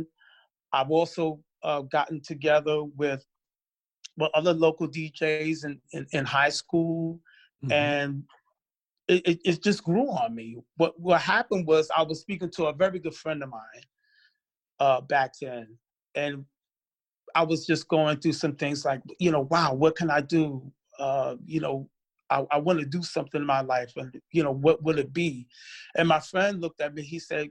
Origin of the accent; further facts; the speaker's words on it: New York City, New York, United States; moved away as an adult; also born or lived in Long Island / Queens; now in Minnesota, United States; I'm originally from Brooklyn, New York. I was born in Brooklyn, New York. I also lived in Long Island and Queens before I came here to Minnesota